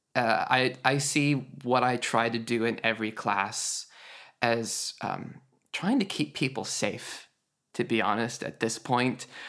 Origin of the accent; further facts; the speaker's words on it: Idaho, United States; Idaho, where I was homeschooled